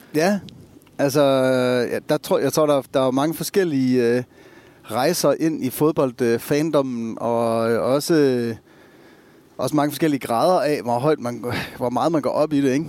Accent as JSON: {"language": "Danish", "town": "Esbjerg", "region": "Southern Denmark", "country": "Denmark", "tie": "born or raised there", "also_born_or_lived": "Germany", "moved": "as an adult", "lives_now": "Copenhagen, Denmark", "said": "jeg er egentlig ikke født i Esbjerg. Jeg er født i Tyskland, men vokset op i Esbjerg, siden jeg var et halvt år gammel"}